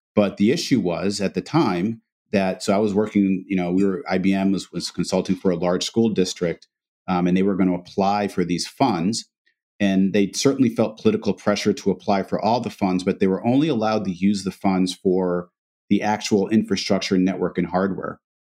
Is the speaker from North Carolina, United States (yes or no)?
no; Massachusetts, United States; we grew up, I have an older brother, myself, and, and my parents. We were, um, uh, African-American. Um, small town in Massachusetts